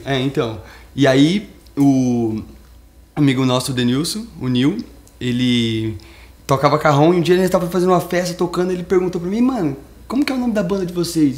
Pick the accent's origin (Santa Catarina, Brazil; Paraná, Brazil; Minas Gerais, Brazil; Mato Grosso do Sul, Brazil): Mato Grosso do Sul, Brazil; now in São Paulo, Brazil; a gente é do Mato Grosso do Sul. A gente veio aqui mesmo pra, pra São Paulo.